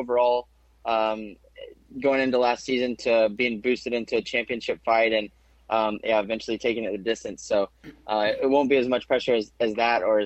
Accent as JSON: {"language": "English", "town": "Abingdon", "region": "Virginia", "country": "United States", "said": "Well, Abingdon, the neighboring town to Bristol"}